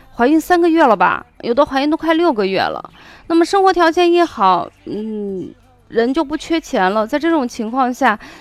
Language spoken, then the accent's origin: Chinese; Shaanxi, China; accent: Shaanxi dialect; 用我们陕西话说